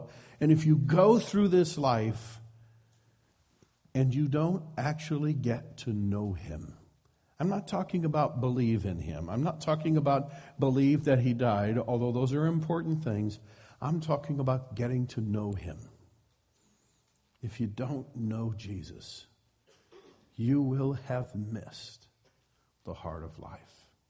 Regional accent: Midwest, United States; now in Petaluma, United States; I come from the Midwest, and so we have a few farmer expressions.

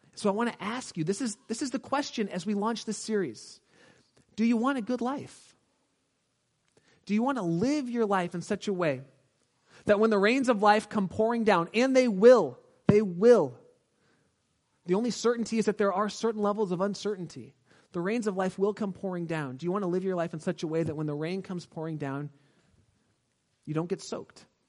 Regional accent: Southern California, United States; I'm from Southern California

